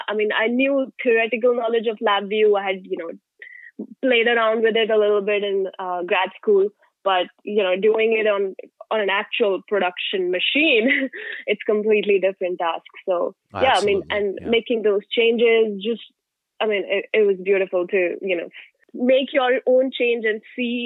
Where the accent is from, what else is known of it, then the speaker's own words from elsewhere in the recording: India; English is a second language; now in United States; So I'm an F1 student. So I moved from India 4 years ago, mm-hmm.